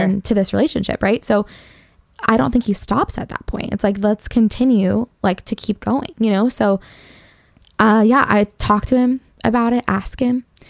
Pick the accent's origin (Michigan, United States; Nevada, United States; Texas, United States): Michigan, United States; Detroit; I grew up in Detroit